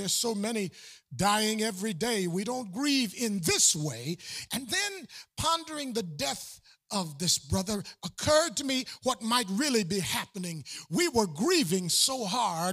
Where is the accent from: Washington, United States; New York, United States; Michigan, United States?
New York, United States; Buffalo; my hometown of Buffalo, New York